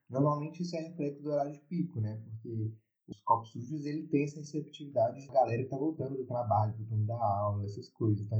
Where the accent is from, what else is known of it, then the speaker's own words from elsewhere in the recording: Belo Horizonte, Minas Gerais, Brazil; eu e a Duda, a gente é de Belo Horizonte